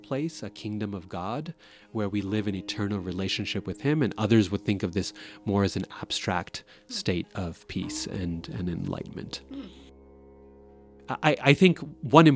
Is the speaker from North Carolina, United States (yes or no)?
no; Boise, Idaho, United States; I grew up in Boise, Idaho.